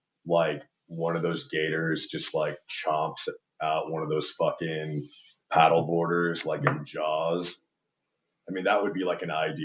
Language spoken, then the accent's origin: English; Austin, Texas, United States; us growing up here, we always kind of heard of sort of these urban legends about gators being in Town Lake.